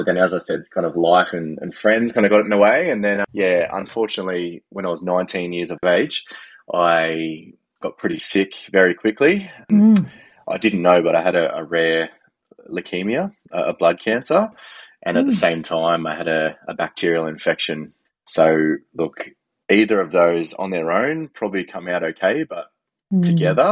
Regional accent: Canberra, Australian Capital Territory, Australia; I grew up in Canberra

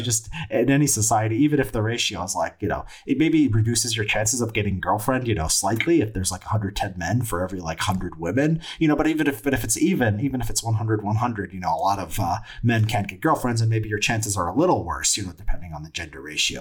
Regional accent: United States; being an American

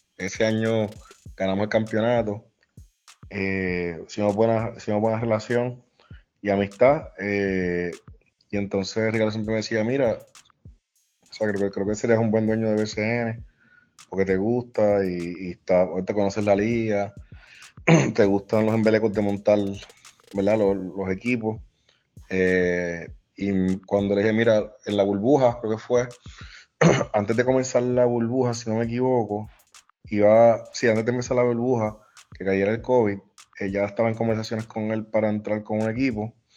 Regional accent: San Juan, Puerto Rico; also born or lived in Barranquitas (Bonito), Puerto Rico; yo nací criado en Caimito, acá en el área metro

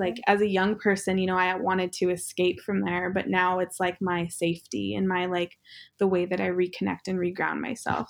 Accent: Northern Cheyenne Reservation, Montana, United States; now in Los Angeles, United States; one gas station on our reservation, um, Northern Cheyenne Reservation

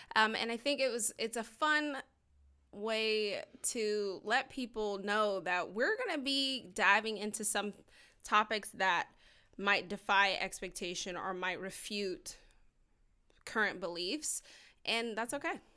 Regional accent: Georgia, United States; we're both from Georgia

